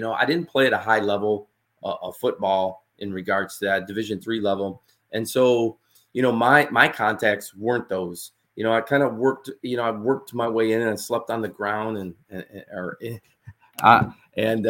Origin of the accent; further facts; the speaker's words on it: Utica, New York, United States; moved away as an adult; also born or lived in Hammond, Louisiana; my hometown is Utica, New York